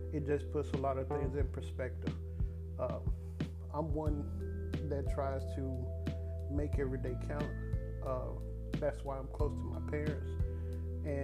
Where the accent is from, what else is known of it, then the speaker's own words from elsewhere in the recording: Dallas, Texas, United States; also born or lived in Mesquite, Texas / Houston, Texas; when I moved from Dallas to Mesquite